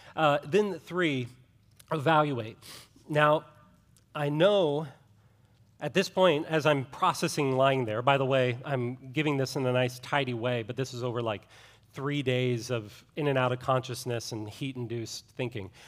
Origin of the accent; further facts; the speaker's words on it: Ohio, United States; I grew up in Ohio